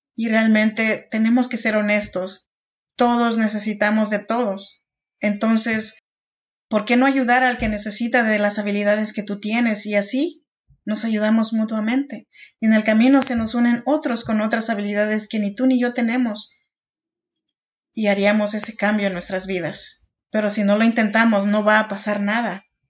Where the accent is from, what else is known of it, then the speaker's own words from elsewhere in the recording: Oaxaca, Mexico; moved away as an adult; now in Sacramento, United States; Yo soy oaxaqueña de un pueblito chinanteco, allá, en Oaxaca y vivo en Sacramento, California desde hace ya 13 años